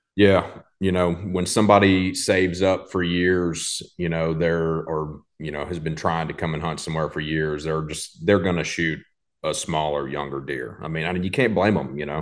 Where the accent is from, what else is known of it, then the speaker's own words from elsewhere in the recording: Lakeland, Tennessee, United States; also born or lived in College Station, Texas; it's where I'm originally from. My whole family's from here